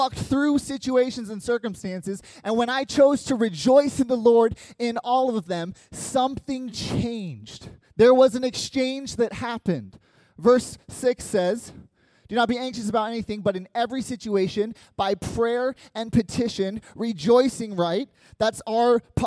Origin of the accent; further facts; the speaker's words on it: United States; first language English; as an American who only speaks English